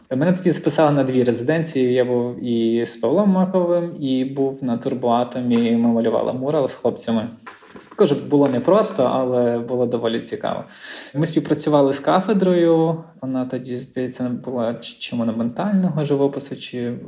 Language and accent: Ukrainian; Lviv, Lviv Oblast, Ukraine; now in Gdańsk, Poland; я зі Львова походжу